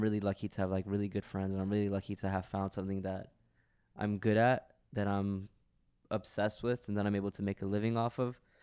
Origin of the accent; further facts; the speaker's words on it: New York, United States; also born or lived in Pakistan; I moved to New York when I was one, so I've pretty much been in America my whole